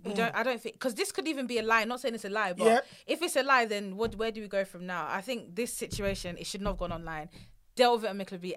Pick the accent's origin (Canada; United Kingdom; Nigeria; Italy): Nigeria; I think the worst thing being Nigerian is always like the mother-in-law.